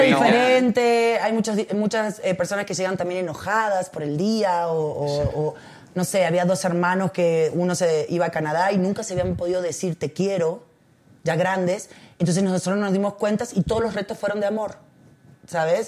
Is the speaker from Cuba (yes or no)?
no; Argentina; moved away as an adult; now in Mexico; tengo 21 años viviendo acá. Tengo más años aquí que en Argentina.